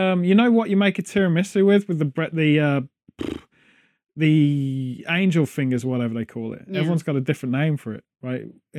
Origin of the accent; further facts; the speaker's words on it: United Kingdom; The closest thing Americans have to jelly, being British, is jello